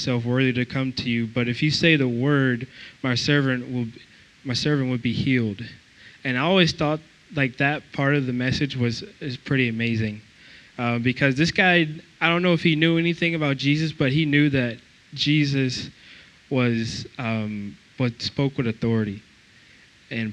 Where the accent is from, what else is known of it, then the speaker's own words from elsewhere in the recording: Georgia, United States; moved away as an adult; also born or lived in Iowa; because I'm from Georgia